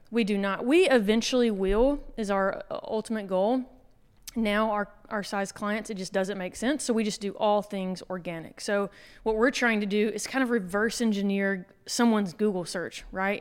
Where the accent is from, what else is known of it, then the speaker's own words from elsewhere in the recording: Anniston, Alabama, United States; moved away as an adult; now in Fort Lauderdale, United States; I grew up in Anniston, okay. so not too far from here